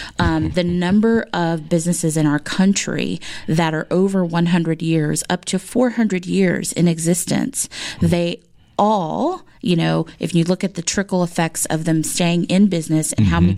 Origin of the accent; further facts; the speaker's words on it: California, United States; moved away as an adult; I was from California